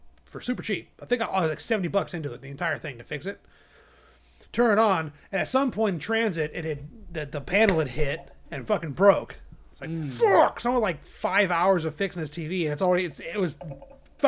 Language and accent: English; United States; I'm American